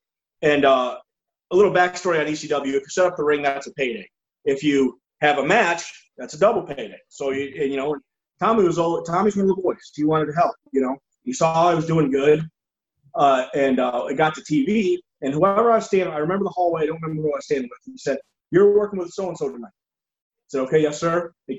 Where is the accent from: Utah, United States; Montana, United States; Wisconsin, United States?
Wisconsin, United States; Milwaukee; I got in his face and said, I'm from Milwaukee, and said whatever I said.